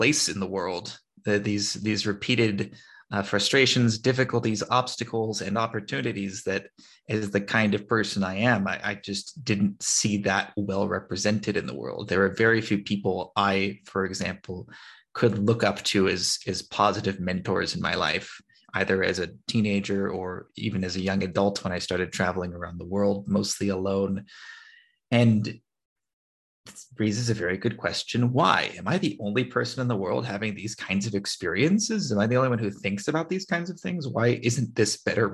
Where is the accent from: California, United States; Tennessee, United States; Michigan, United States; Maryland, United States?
California, United States; moved away as an adult; now in Armenia; growing up in America, California, where I'm from